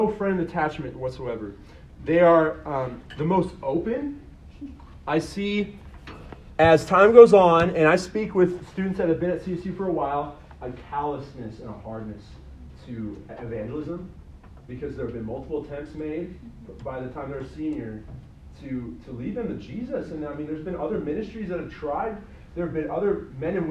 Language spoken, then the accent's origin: English; Colorado, United States; I'm from Colorado